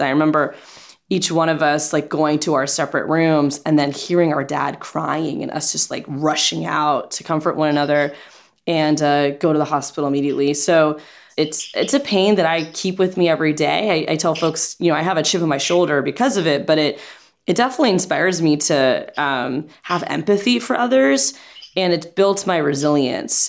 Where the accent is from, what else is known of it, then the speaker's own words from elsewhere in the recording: Central Florida, United States; growing up in Central Florida, we lived in apartments